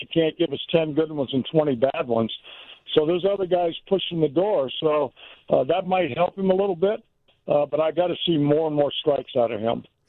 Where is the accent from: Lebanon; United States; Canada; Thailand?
United States; California; also born or lived in Mississippi; now in Chicago, United States; I was born in Mississippi, raised in California, but I really lived in Chicago